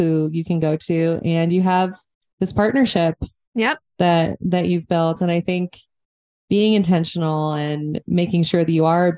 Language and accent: English; Montana, United States; growing up in Montana.